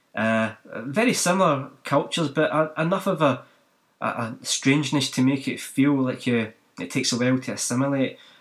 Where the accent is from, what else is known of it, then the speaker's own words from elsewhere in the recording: Glasgow, Scotland, United Kingdom; now in New Zealand; I didn't grow up in New Zealand, I grew up in Scotland and Glasgow